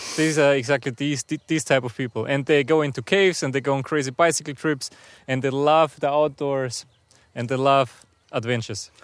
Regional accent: near Salzburg, Austria; moved away as an adult; now in Russia; I'm originally from Austria. So I, I grew up, uh, close to Salzburg, a very nice place where the Alps start

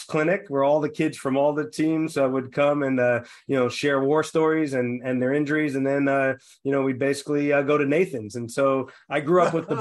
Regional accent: New York City, New York, United States; I'm from the Rock, from Staten Island

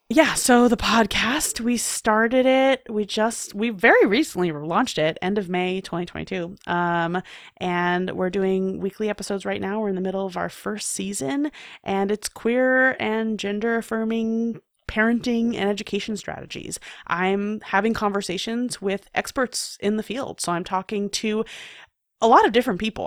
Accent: New York City, New York, United States; I, I grew up in New York City

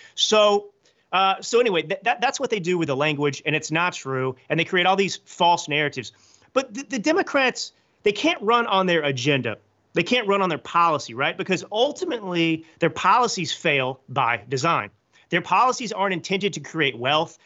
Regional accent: Texas, United States; moved away as an adult; also born or lived in New York City / Milan / Hollywood; I grew up in Texas to conservative parents

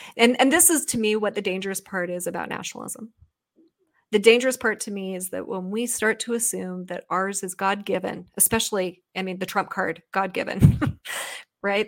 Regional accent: United States; the thorough history lesson I never received as an American person in my school

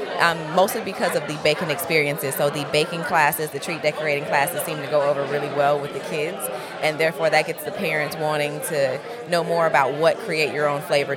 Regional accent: Tallahassee, Florida, United States; I'm from Tallahassee, Florida.

